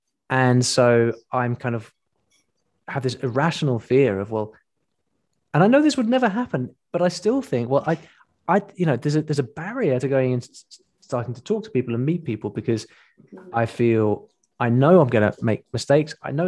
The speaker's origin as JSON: {"language": "English", "country": "United Kingdom", "said": "We in the UK have that exact same problem, because we're not British people are not the best foreign exports"}